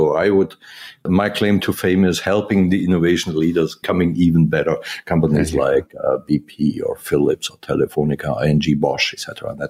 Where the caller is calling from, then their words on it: Wiesbaden, Hesse, Germany; The office is in Wiesbaden, which is close to Frankfurt, Germany. So pretty much in the core of Europe, if you will.